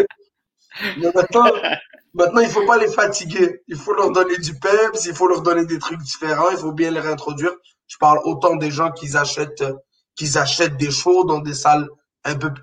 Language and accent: French; Morocco; now in Quebec, Canada; j'ai grandi au Maroc